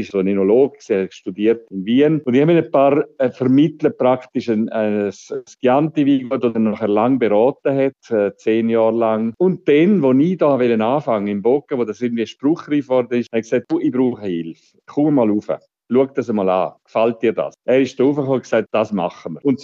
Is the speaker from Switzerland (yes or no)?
yes; Switzerland; Ich bin äh, ein verirrter äh, Weinhändler aus der Schweiz